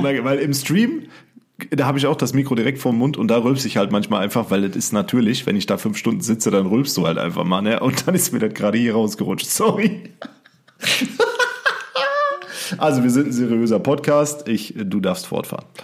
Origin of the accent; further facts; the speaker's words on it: Siegerland, North Rhine-Westphalia, Germany; hier bei uns im Siegerland sagt man ja zur Begrüßung auch Schur